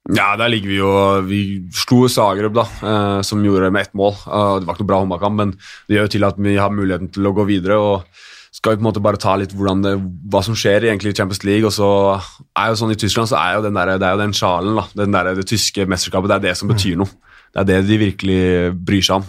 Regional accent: Norway; vi er nordmenn

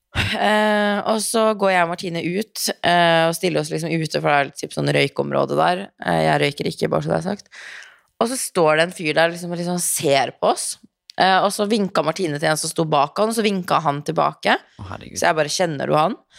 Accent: Norway; moved away as an adult; also born or lived in Los Angeles, United States

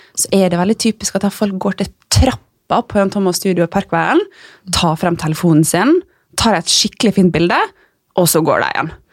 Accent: Ålesund, Møre og Romsdal, Norway; now in Oslo, Norway; jeg, jeg er jo der fra Ålesund, som dere sikkert kanskje hører

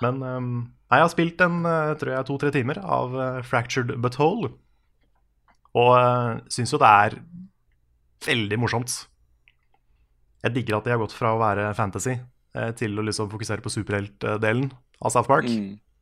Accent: Tønsberg, Vestfold, Norway; moved away; jeg var en tur nede i, eh, hjemme i Tønsberg i helga

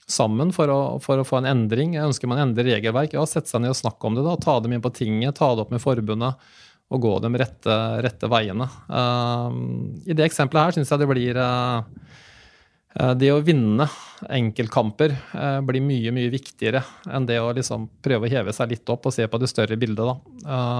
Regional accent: Sarpsborg, Østfold, Norway; moved away as an adult; now in Fredrikstad, Norway; født og oppvokst i Sarpsborg.

